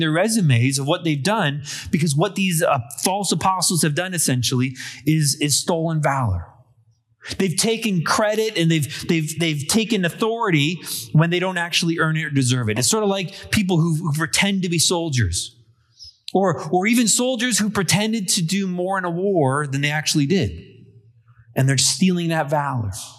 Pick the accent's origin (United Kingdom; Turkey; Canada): Canada; I'm a Canadian born of English and Irish descent